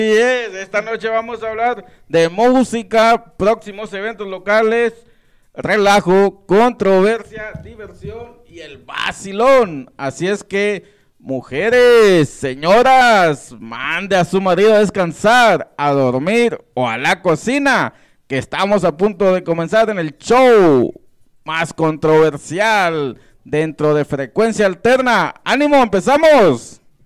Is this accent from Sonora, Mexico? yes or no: yes; Sonora, Mexico; moved away; also born or lived in Ciudad Obregón, Sonora; el pueblo donde me crié, aunque fui eh, nacido en Ciudad Obregón, Sonora